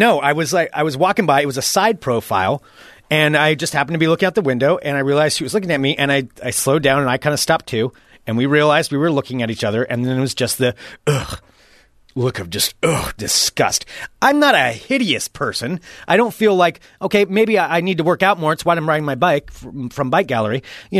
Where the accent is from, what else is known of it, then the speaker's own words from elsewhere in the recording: United States; It's my God-given right. I'm an American. I can look out my window if I want to.